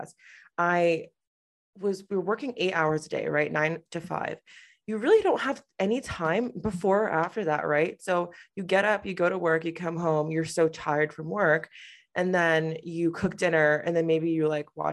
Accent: Connecticut, United States; I grew up in Connecticut

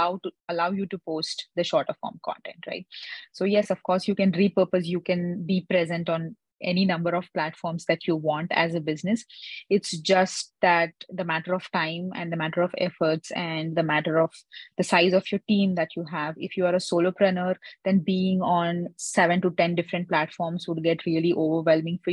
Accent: India; I'm basically from India

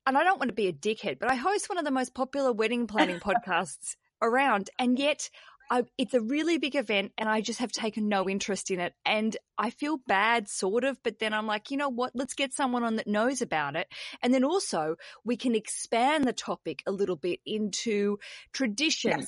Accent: Australia; also born or lived in Britain; now in United Kingdom; I'm an Aussie

